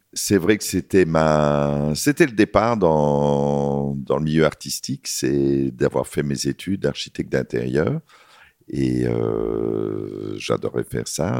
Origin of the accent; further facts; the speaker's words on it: Belgium; pour nous, en tant que Belges